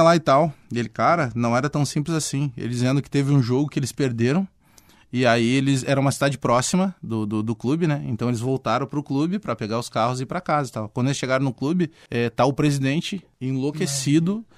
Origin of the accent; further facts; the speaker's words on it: Porto Alegre, Rio Grande do Sul, Brazil; also born or lived in Bagé; Eu fui criado aqui na Restinga, né? Moro, nasci Sim. em Bagé, mas vim cedo pra cá.